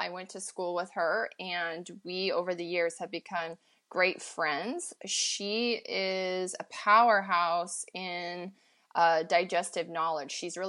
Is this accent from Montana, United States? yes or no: yes; Montana, United States; Ryan's in the backcountry on his late season mule deer hunt in my home state of Montana.